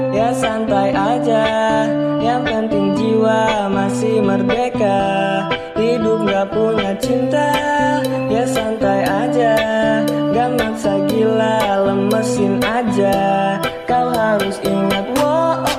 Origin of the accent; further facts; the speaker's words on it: Depok, West Java, Indonesia; gue asal gue dari Depok.